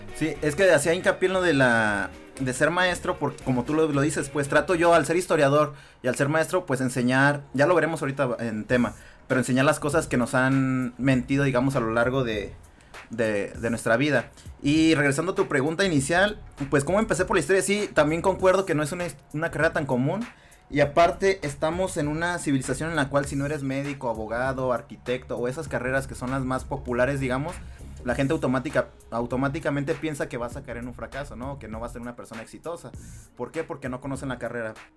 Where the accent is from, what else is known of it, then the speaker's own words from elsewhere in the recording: Mexico; Nosotros como mexicanos